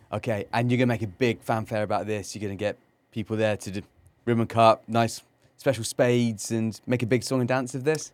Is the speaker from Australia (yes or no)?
no; Cornwall, South West England, United Kingdom; moved away; I grew up in England, um, in, in Cornwall